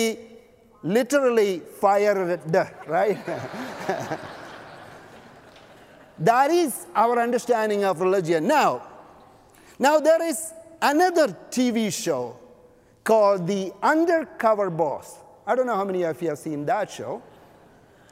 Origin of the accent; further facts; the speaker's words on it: Canada; now in Los Angeles, United States; I am a Canadian